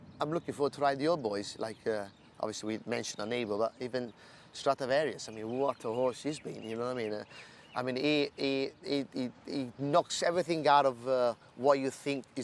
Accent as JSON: {"language": "English", "town": "Newmarket", "region": "East of England", "country": "United Kingdom", "said": "I'm from Newmarket"}